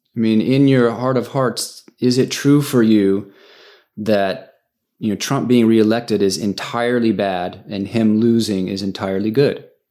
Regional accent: United States; I'm an American

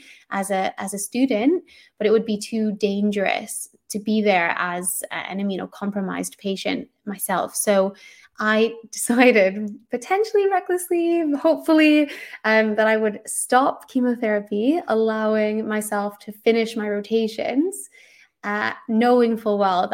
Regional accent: Canada; now in London, United Kingdom; I'm Canadian, but I live in London

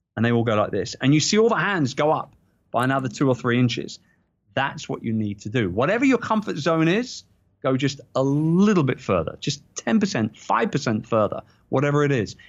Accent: London, United Kingdom; I'm a proud Brit. People know I'm a proud Brit, and this is in my hometown. It's in London

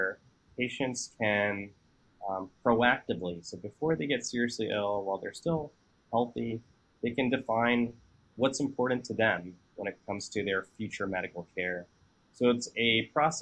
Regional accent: Texas, United States; I grew up in Texas for most of my life

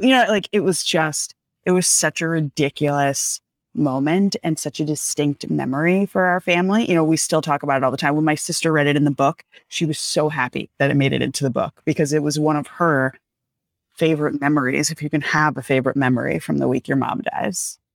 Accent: outside of New York City, United States; moved away; I grew up outside of New York City

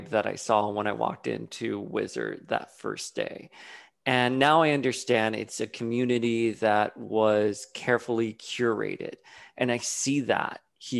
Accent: Miami, Florida, United States; I grew up in Miami during the 80s and the 90s at the height of the cocaine wars

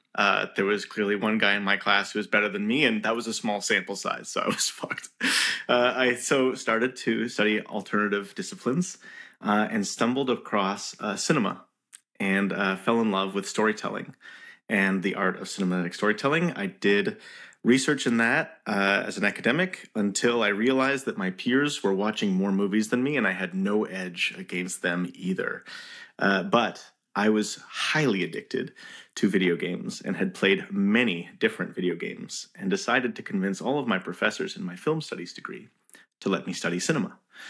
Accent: Montreal, Quebec, Canada; I was born in Montreal, Game City.

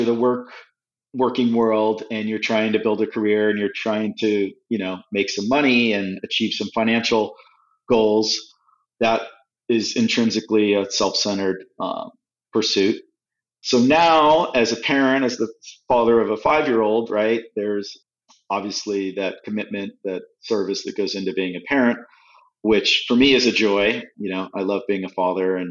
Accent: California, United States; moved away as an adult; also born or lived in Midwest / Europe; now in New Orleans, United States; I'm in the Midwest, I'm this kid from California

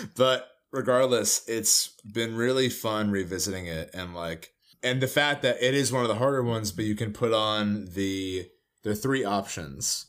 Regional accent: New Jersey, United States; moved away; we're from Jersey

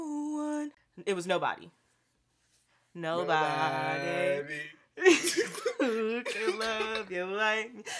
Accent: Portland, United States; I'm from Portland, too, so I speak where I've grown up

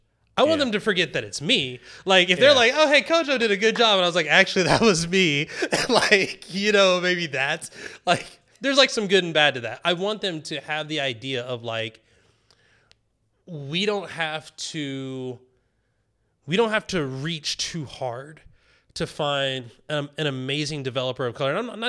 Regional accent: the South, United States; Like I grew up in the South. Like I grew up in like the backwoods South, like the country South

